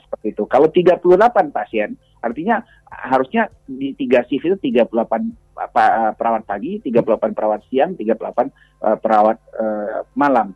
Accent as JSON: {"language": "Indonesian", "region": "West Sumatra", "country": "Indonesia", "said": "kita warga Sumatera Barat"}